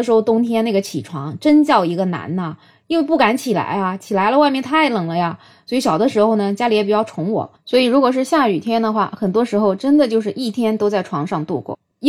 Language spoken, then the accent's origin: Chinese; southern China, China; also born or lived in Beijing; 反正我作为一个南方人，我小时候的冻疮是一直长到十八岁，直到我去北京读书了